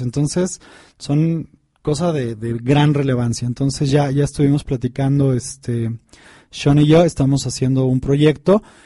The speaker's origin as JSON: {"language": "Spanish", "town": "Tepoztlán", "region": "Morelos", "country": "Mexico", "tie": "born or raised there", "said": "yo crecí en Tepoztlán, en Morelos"}